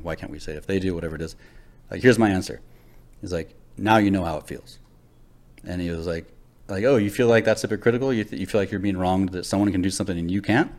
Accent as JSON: {"language": "English", "town": "Los Angeles", "region": "California", "country": "United States", "tie": "born or raised there", "said": "I grew up in Los Angeles"}